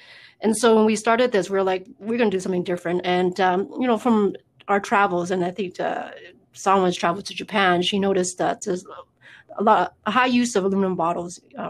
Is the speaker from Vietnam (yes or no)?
yes; Vietnam; now in Canada; I come from Vietnam and, our country's surrounded by water. I've been here for over 30 years